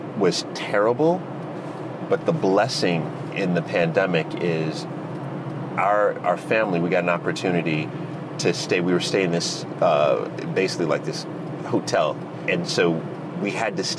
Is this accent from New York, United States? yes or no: yes; New York, United States; moved away as an adult; now in London, United Kingdom; growing up in New York, we would always see the Lamborghinis and the Ferraris go down the street